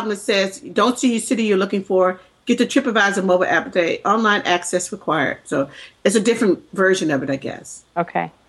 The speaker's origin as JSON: {"language": "English", "region": "the South", "country": "United States", "accent": "Southern", "said": "I spend most of my life trying to get rid of my Southern accent."}